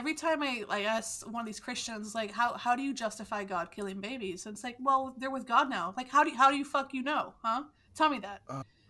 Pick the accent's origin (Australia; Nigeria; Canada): Canada; I'm from Canada, you know.